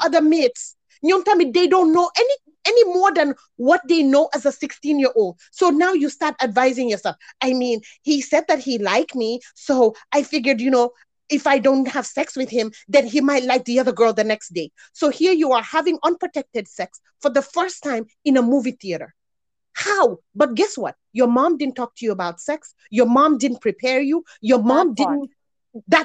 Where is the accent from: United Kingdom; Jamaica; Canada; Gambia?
Gambia; now in United States; we grew up in Gambia